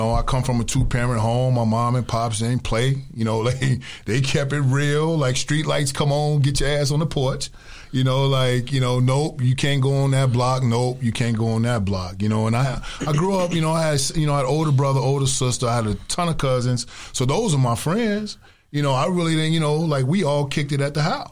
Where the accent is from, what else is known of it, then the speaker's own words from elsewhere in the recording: Chicago, Illinois, United States; growing up on the West Side